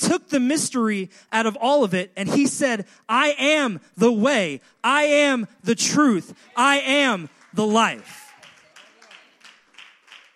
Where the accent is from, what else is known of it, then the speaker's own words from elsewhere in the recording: Long Island, New York, United States; moved away; I grew up on Long Island, and in Long Island, we were lucky enough to have beach 10 miles north of us and beach 10 miles south of us